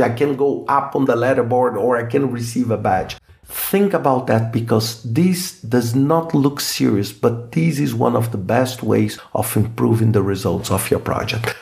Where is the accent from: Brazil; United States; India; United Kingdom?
Brazil; first language Portuguese; English is a second language; I'm Brazilian, so I speak Portuguese as my mother tongue